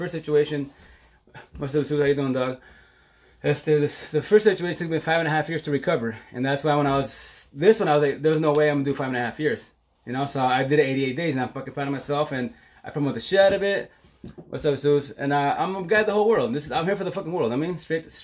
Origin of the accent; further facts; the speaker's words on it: Eastern Washington, United States; moved away; also born or lived in Seattle; where I'm from, Eastern Washington